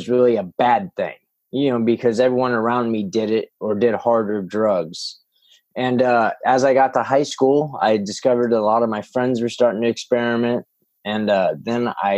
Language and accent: English; Northern California, United States; also born or lived in San Jose, California / Illinois; We moved up to Northern California